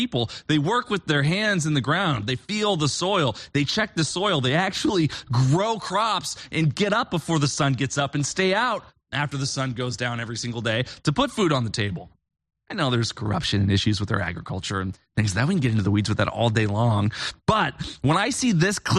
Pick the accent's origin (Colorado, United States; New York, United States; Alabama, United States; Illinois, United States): Illinois, United States; Bloomington; moved away as an adult; also born or lived in Austin, Texas / Nashville, Tennessee / Orange County, California; I grew up in Bloomington, Illinois.